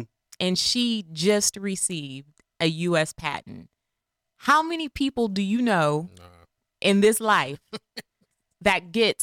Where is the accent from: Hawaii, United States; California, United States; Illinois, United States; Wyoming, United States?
California, United States; Sunnyvale; also born or lived in Belmont, California; I grew up all over the place when my dad was playing football. I grew up in Sunnyvale, California, Belmont, California.